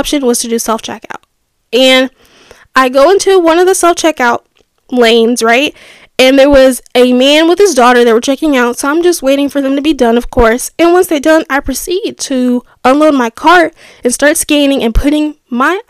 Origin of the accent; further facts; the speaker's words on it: United States; growing up in America